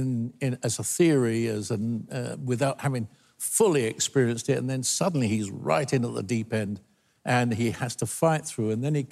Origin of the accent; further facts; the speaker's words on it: United Kingdom; accent: British; I've got a British accent.